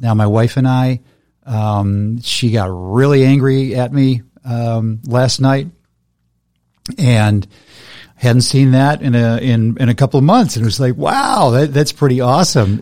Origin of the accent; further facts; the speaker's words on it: United States; being an American